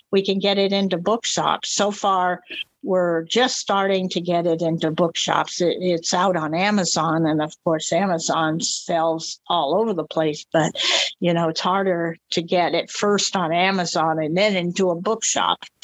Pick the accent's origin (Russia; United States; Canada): United States; Palm Springs, California; also born or lived in New Mexico; yeah, this is when I lived near Albuquerque, and um, I was visiting Albuquerque. I was from Palm Springs, but I always go back to Albuquerque at least a couple times a year because I still love New Mexico.